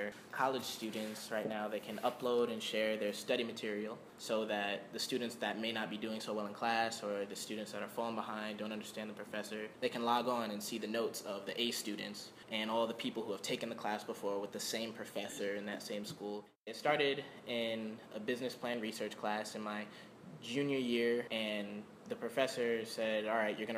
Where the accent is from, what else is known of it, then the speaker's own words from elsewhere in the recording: Long Island, New York, United States; moved away as an adult; now in Florida, United States; I'm from New York. I'm from Long Island.